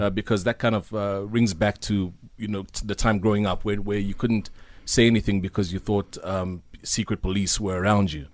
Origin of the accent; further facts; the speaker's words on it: Zambia; now in South Africa; Zambi, I grew up during the era of, uh, Doctor Kenneth Kaunda when he was the president